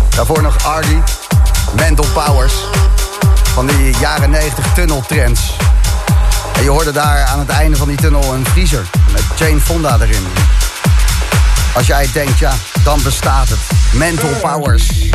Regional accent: Zoetermeer, South Holland, Netherlands; ik ben geboren en getogen in Zoetermeer

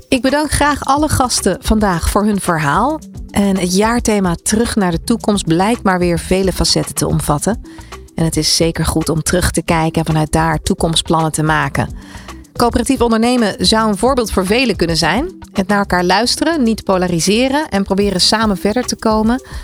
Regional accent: Netherlands; we zijn erg geneigd als Nederlanders

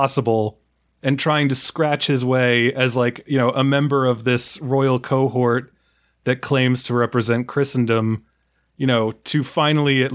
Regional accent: New York, United States; as a New Yorker

